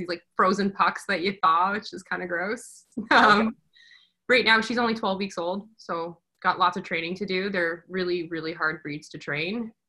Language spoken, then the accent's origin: English; Alberta, Canada; born there; I was born in Alberta. I only stayed there for a little bit